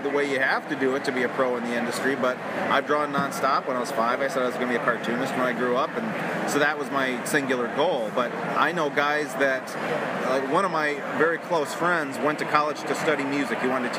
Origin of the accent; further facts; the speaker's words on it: Detroit, Michigan, United States; I'm from Detroit, so a bunch of us Michigan artists come and do this show often.